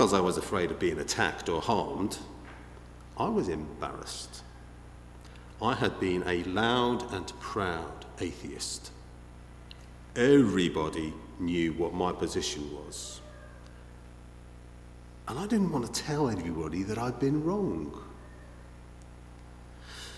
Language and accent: English; Liverpool, North West England, United Kingdom; you may have picked up my accent, I don't know. I don't know if it's obvious. I haven't got an accent. I'm from Liverpool